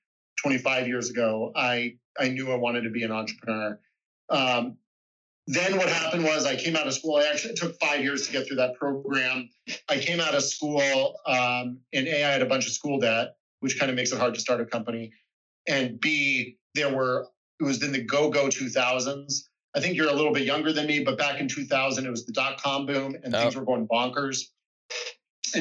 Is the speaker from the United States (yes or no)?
yes; Phoenix, Arizona, United States; moved away as an adult; I grew up in Phoenix